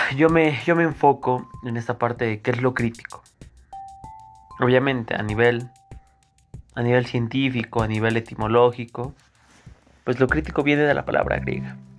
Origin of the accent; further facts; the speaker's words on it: Mexico; nosotros como mexicanos que tenemos esta necesidad de trabajar